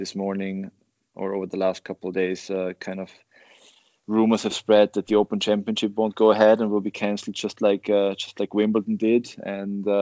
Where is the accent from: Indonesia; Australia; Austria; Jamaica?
Austria; Oberwart, Burgenland; English is a second language; Oberwald is my hometown where I grew up